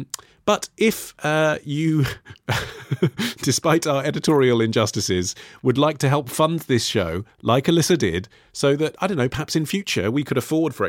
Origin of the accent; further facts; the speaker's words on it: Canada; caused me great spiritual pain as a Canadian. Here in Canada, cedar plank salmon is practically a national dish.